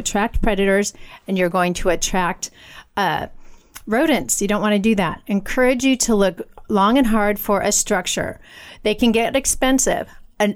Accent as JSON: {"language": "English", "country": "United States", "said": "I'm an American woman"}